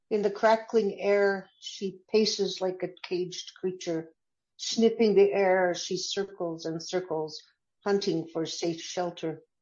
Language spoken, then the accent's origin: English; Canada; so I'm a Canadian and um, I've re- been raised with a lot of tolerance for other um, differences in outlook and lifestyle.